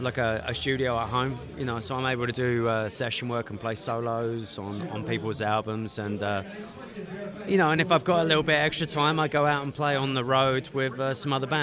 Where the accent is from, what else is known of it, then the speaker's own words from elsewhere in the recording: London, United Kingdom; moved away as an adult; now in Atlanta, United States; I am a Londoner